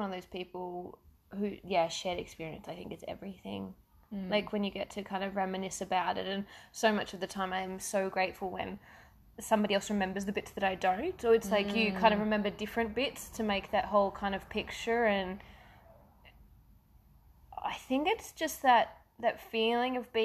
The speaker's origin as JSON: {"language": "English", "town": "Perth", "region": "Western Australia", "country": "Australia", "tie": "born or raised there", "said": "I grew up in Perth"}